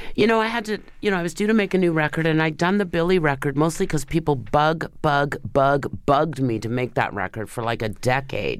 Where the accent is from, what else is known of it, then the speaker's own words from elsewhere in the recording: Canada; I'm a Canadian